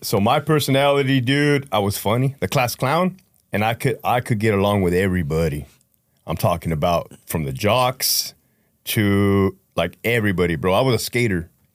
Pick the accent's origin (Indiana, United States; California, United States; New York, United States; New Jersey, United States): California, United States; Brawley; moved away as an adult; now in Connecticut, United States; I grew up in Brawley, California